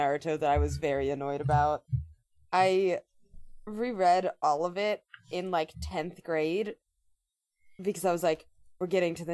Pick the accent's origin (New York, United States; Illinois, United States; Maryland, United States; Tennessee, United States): Maryland, United States; I'm from Maryland